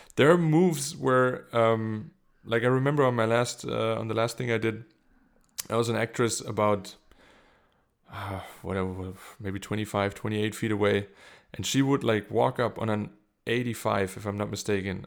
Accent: Germany; English is a second language; moved away as an adult; also born or lived in South Carolina; now in Munich, Germany

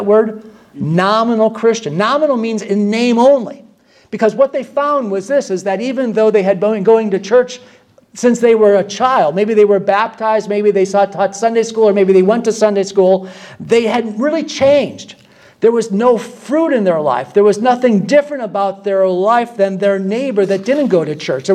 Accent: Michigan, United States; moved away; I'm from Michigan

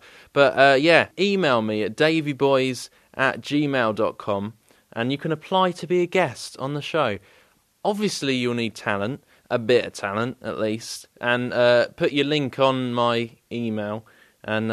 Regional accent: England, United Kingdom; accent: English; I do have an English accent

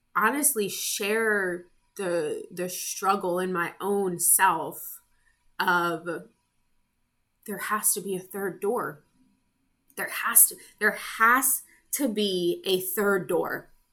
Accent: United States; I am American. I live in the US

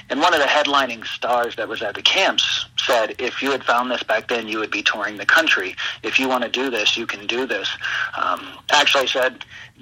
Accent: Cincinnati, Ohio, United States; born or raised there

